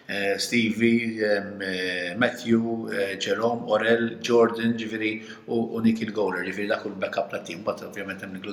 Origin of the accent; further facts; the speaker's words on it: Malta; aħna Maltin